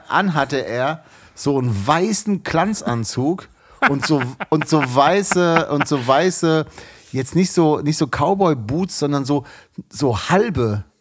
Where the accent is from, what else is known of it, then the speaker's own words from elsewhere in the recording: Frankfurt am Main, Hesse, Germany; ich komme aus Frankfurt